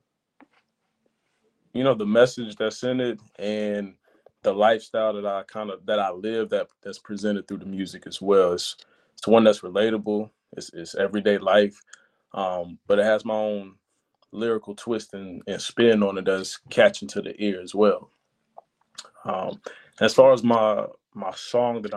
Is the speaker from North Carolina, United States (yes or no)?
yes; Charlotte, North Carolina, United States; I'm coming out of North Carolina, Charlotte to be exact.